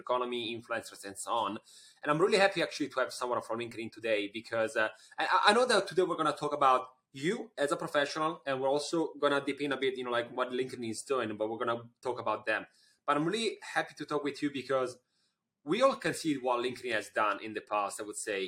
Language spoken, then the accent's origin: English; Italy; you're talking with an Italian